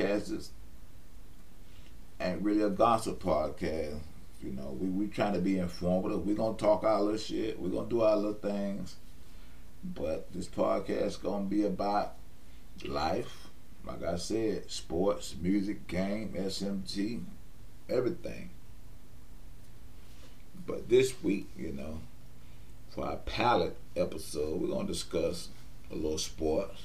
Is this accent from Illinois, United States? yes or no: no; West Palm Beach, Florida, United States; I was born and raised in West Palm Beach, Florida